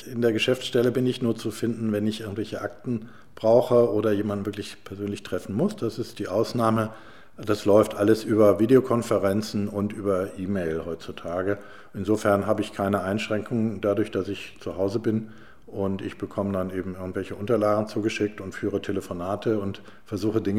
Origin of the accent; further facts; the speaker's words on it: Hamburg, Germany; Als, als Hamburger habe ich mich immer als Bürger und damit als Teil des Ganzen verstanden.